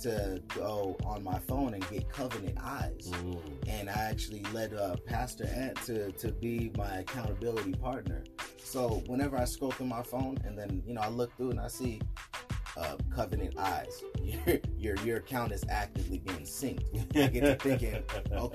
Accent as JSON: {"language": "English", "town": "Salinas", "region": "California", "country": "United States", "said": "I'm from Salinas, Cali"}